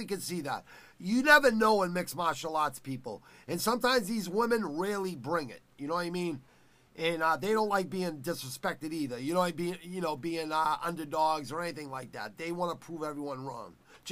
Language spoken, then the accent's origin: English; Boston, Massachusetts, United States; I'm from Boston.